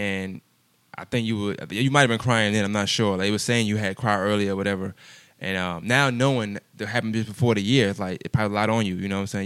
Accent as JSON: {"language": "English", "region": "New York", "country": "United States", "tie": "born or raised there", "said": "I grew up in New York"}